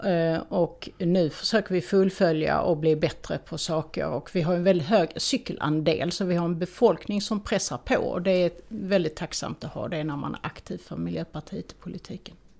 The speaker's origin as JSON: {"language": "Swedish", "region": "Skåne", "country": "Sweden", "said": "vi skåningar"}